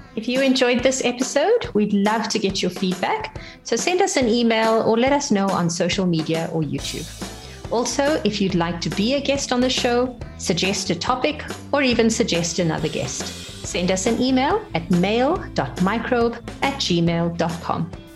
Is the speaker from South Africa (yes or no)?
yes; South Africa; I'm from South Africa. I'm nine years old